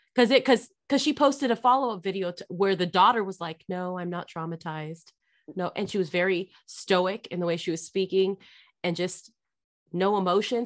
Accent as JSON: {"language": "English", "region": "California", "country": "United States", "tie": "born or raised there", "moved": "as an adult", "said": "I grew up in California."}